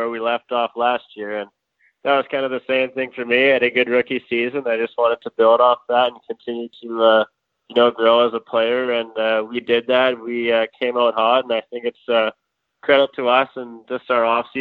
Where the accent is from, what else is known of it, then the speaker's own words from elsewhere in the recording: Edmonton, Alberta, Canada; from Edmonton, Alberta, and born and raised here.